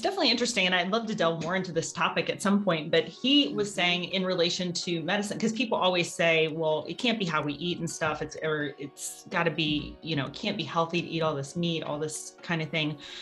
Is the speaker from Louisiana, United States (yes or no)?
yes; Louisiana, United States; moved away; also born or lived in Ohio; I did grow up on a farm, about a 50 acre farm in Louisiana.